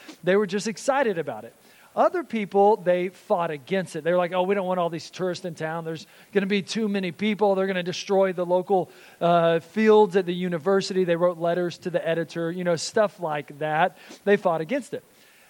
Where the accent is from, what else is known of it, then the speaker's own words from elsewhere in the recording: Texas, United States; I was born and raised in Texas, and so it was just ingrained in me to be a Dallas Cowboys fan.